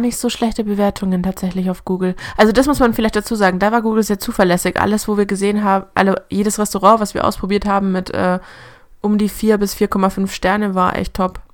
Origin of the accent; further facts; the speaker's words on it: Germany; bei uns in Deutschland